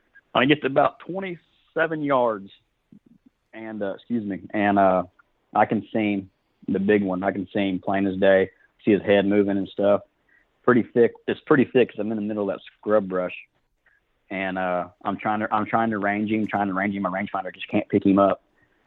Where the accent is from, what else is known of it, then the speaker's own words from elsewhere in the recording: Fort Gibson, Oklahoma, United States; now in Muskogee, United States; I'm from Fort Gibson, Oklahoma. Live in Muskogee now.